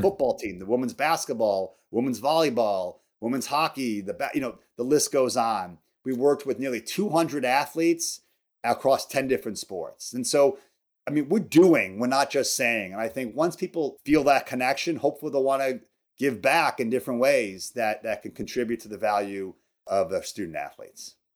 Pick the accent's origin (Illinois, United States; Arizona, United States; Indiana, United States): Illinois, United States; outside Chicago; moved away as an adult; also born or lived in Wisconsin; I grew up outside Chicago.